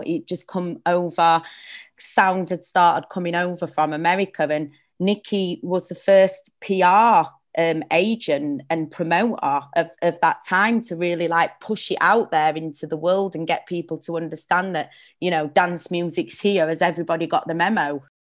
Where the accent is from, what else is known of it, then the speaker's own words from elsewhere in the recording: Sheffield, Yorkshire and the Humber, United Kingdom; moved away; I'm from Sheffield originally